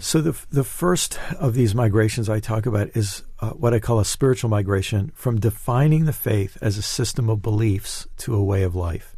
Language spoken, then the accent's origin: English; United States; as an American